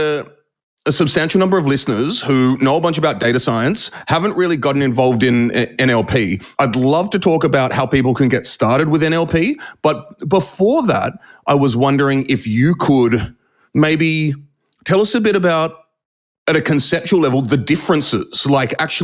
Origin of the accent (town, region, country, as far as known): Australia; accent: urban Australian; also born or lived in United States